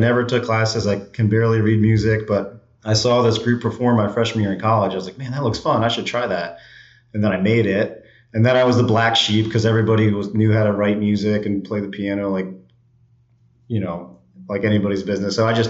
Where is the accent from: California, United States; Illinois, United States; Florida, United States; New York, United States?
New York, United States; also born or lived in Boston; Yeah. So I grew up in and around New York area, I would say. We moved around a ton.